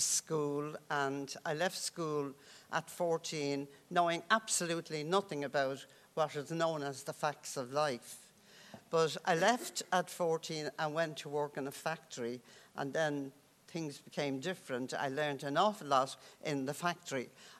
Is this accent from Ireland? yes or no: yes; Dublin, Leinster, Ireland; I grew up in the Dublin tenements, and there were people, families living in one room